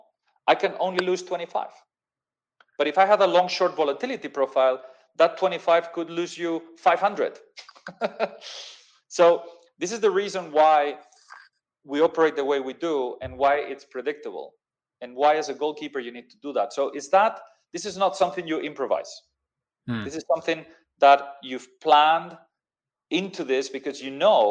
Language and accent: English; Madrid, Community of Madrid, Spain; moved away as an adult; also born or lived in London, United Kingdom; I'm from Madrid